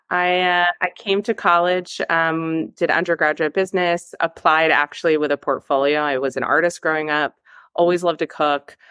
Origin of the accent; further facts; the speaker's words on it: Los Angeles, California, United States; now in New York City, United States; growing up in Los Angeles, California, actually, Mrs. Gooch was my neighbor growing up